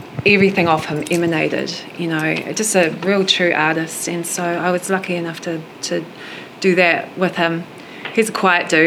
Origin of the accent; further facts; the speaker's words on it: New Zealand; also born or lived in New York City, United States; now in Pennsylvania, United States; I'm from New Zealand